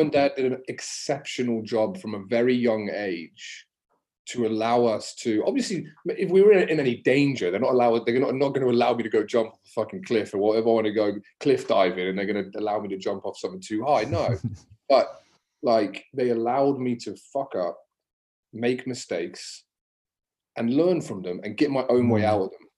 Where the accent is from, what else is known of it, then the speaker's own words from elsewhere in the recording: Exmouth, South West England, United Kingdom; also born or lived in Exeter; now in Australia; I'm from England and I'm from Exeter in Devon right? So grew up in Exeter or Exmouth, so just on the coast south of Exeter